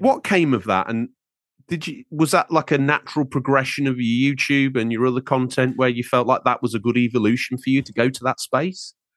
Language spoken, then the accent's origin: English; Lincolnshire, East Midlands, United Kingdom; I'm from Lincolnshire